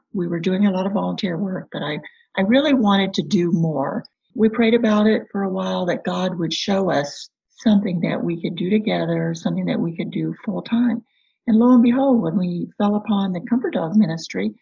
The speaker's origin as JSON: {"language": "English", "region": "Kansas", "country": "United States", "tie": "born or raised there", "also_born_or_lived": "Michigan", "moved": "as an adult", "said": "I grew up in a small town in Kansas"}